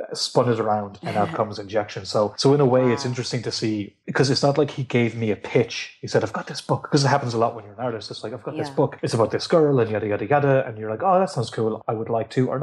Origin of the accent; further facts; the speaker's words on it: Ireland; I'm Irish